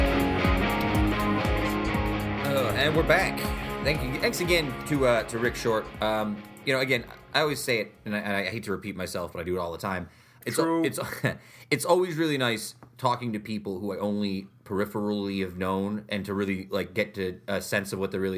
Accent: New York, United States; I'm from New York

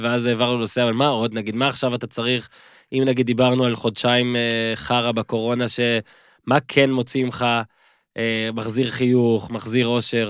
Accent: Israel; born or raised there

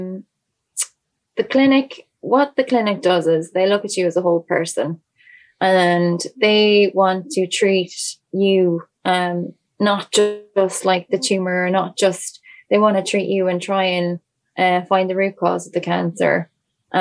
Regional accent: Ireland; Irish people. Everyone in, like it was, a lot of it was my community, my hometown

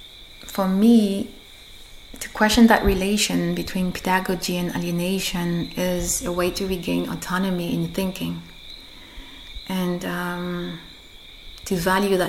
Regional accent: Guadeloupe; I'm from Guadeloupe

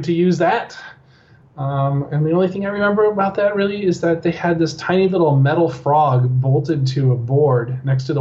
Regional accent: Midwest, United States; now in Seattle, United States; I grew up in the Midwest, and I've lived in Seattle now for 17 years.

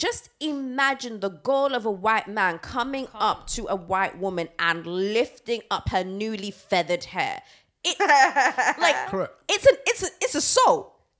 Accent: Essex, East of England, United Kingdom; Growing up in Essex

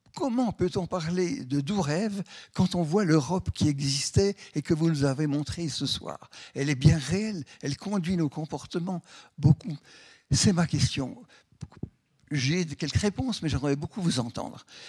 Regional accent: Switzerland; born or raised there

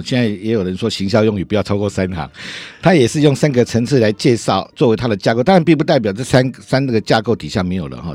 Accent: Taiwan; 我们台湾人

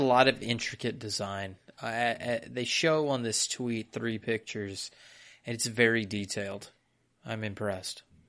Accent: United States; I'm an American

